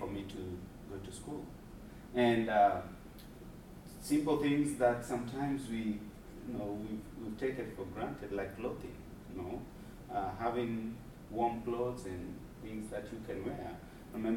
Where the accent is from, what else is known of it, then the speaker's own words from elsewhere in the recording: Nairobi, Kenya; I grew up in Mathare myself